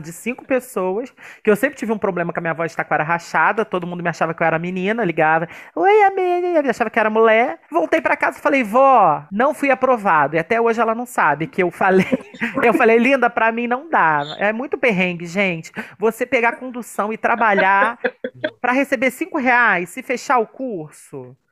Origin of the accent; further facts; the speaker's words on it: Brazil; Nascemos no Brasil, que já é um lugar que é um perrengue